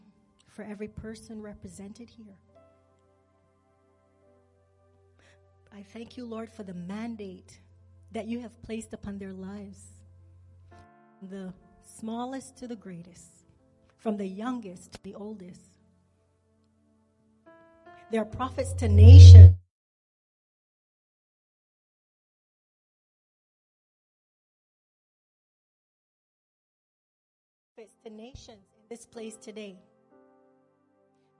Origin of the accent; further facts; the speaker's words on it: Barbados; moved away as an adult; also born or lived in Manitoba, Canada; now in British Columbia, Canada; I was born in Barbados. I moved to Manitoba when I was 17. I lived there for 12 years. I went back to Barbados.